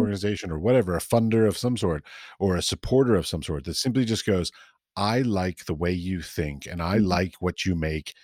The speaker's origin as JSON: {"language": "English", "country": "United States", "said": "I'm American"}